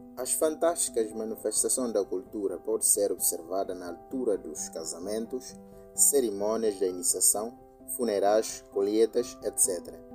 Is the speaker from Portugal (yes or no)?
no; Bijagós Islands, Bolama, Guinea-Bissau; first language Guinea-Bissau Creole; Portuguese is a second language; Nasci no dia 27 de setembro de 1995, na zona insular da Guiné-Bissau. Sou guinense de origem Bijagós